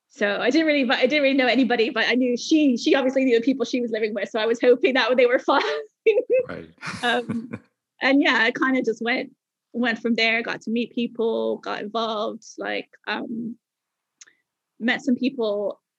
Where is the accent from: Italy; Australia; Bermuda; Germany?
Bermuda; accent: mixture of Bermuda and Canada; also born or lived in Canada; and my accent has a kind of a mixture of bermuda and, and canada because i spent time in canada when i was quite young right.